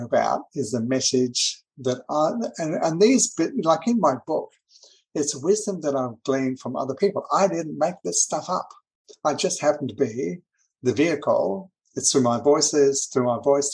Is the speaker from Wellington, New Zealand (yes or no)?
no; Auckland, New Zealand; I grew up in New Zealand. That's where I was born.